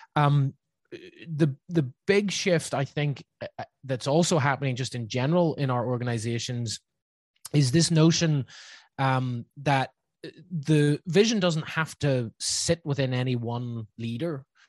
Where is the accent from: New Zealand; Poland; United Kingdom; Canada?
United Kingdom; Northern Ireland; accent: Northern Irish; now in Laguna Beach, United States; my somewhat still there Northern Irish accent